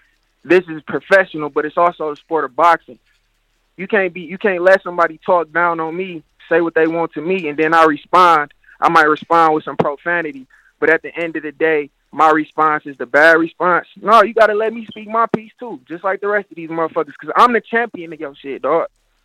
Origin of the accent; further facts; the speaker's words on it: Detroit, Michigan, United States; I'm from Detroit, Michigan.